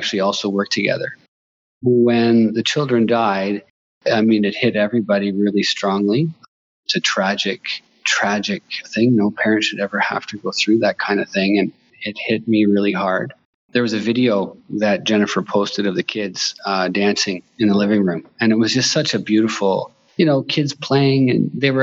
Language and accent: English; Bancroft, Ontario, Canada; moved away as an adult; now in Inuvik, Canada; I'm from Bancroft